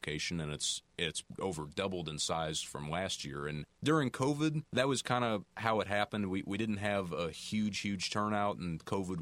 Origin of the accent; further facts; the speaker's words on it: Missouri, United States; moved away; also born or lived in Louisiana; I'm originally from Missouri